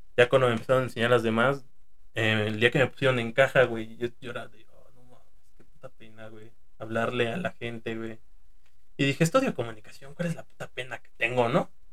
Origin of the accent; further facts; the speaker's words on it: Toluca, State of Mexico, Mexico; Somos de aquí de Toluca